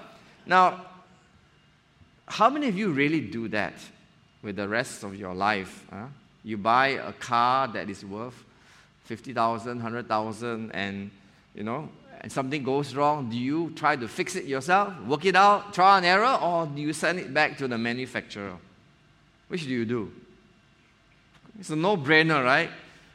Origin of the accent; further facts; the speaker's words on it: Johor Bahru, Johor, Malaysia; now in Penang, Malaysia; I'm an outdoor person. I came from Johor Bahru. And Penang is like, wow, the hill is nearby, the sea is nearby, you know.